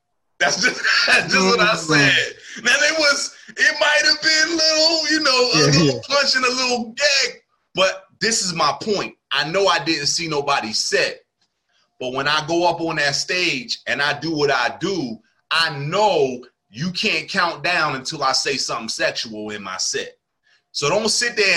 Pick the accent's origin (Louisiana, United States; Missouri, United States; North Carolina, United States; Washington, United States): North Carolina, United States; North Carolina